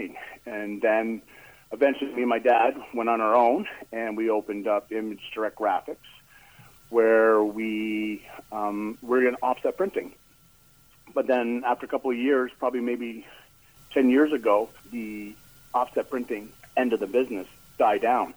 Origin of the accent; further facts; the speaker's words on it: Port Hope, Ontario, Canada; also born or lived in Cobourg, Canada; I grew up in Port Hope, went to high school here